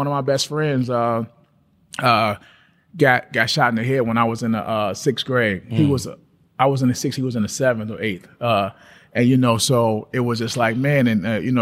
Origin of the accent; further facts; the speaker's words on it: Gary, Indiana, United States; I was born and raised in the projects